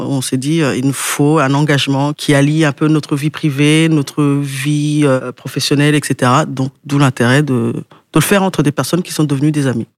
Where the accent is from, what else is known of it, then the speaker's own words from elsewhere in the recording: Quimper, Brittany, France; je viens de Quimper